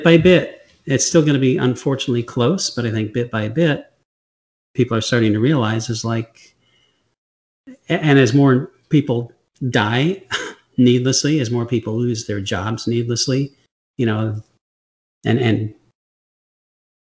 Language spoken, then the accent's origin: English; Michigan, United States; moved away; I grew up in Michigan